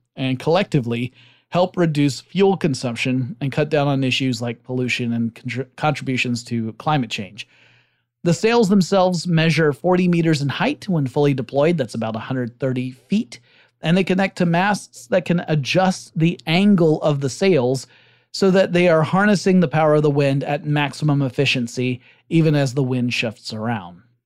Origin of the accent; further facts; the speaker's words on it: Georgia, United States; based out of Georgia. Uh, not my home state, but rather the Republic over in Eurasia